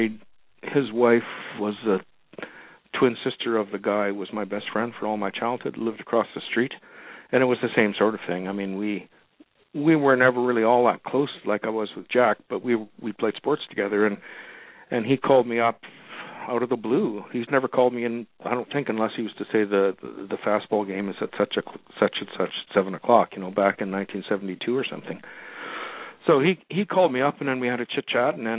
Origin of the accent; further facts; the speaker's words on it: Winnipeg, Manitoba, Canada; moved away; where I grew up in Winnipeg, Manitoba